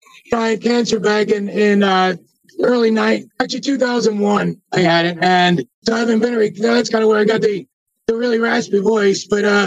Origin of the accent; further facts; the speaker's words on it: New Jersey, United States; moved away; I grew up in New Jersey. Born and raised in New Jersey. Been out here a long time